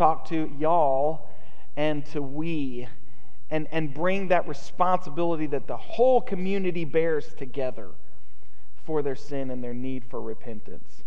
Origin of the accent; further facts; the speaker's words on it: United States; as American Christians